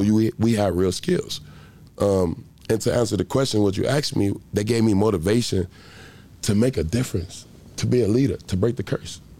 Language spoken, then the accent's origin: English; Chicago, Illinois, United States; born and raised in Chicago, Illinois. Grew up, growing up in a Stayway Gardens. It's called Stayway Gardens, which is the projects of Chicago, Illinois